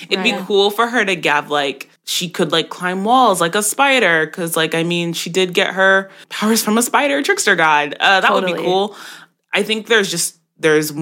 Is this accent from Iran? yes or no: no; Jamaica; I'm Jamaican, and so I grew up on those stories